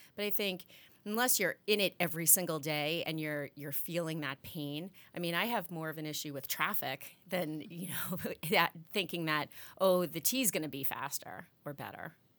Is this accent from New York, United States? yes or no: yes; Long Island, New York, United States; moved away as an adult; now in Massachusetts, United States; I grew up in New York, and I took the train from Long Island into the city all the time.